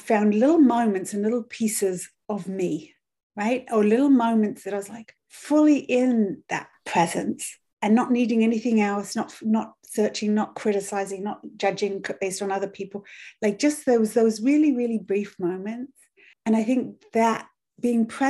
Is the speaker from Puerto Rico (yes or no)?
no; United Kingdom; moved away as an adult; also born or lived in Europe; now in Canada; My training was as a British nanny